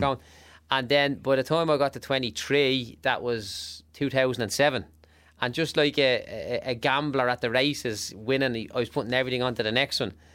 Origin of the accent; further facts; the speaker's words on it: Dublin, Leinster, Ireland; I grew up in Clondalkin, like, in, in, in one of the less glamorous parts of it